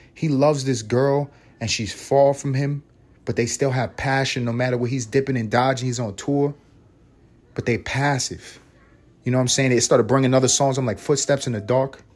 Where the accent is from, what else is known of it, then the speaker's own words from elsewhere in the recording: New York City, New York, United States; moved away as an adult; also born or lived in Los Angeles; I'm a New Yorker.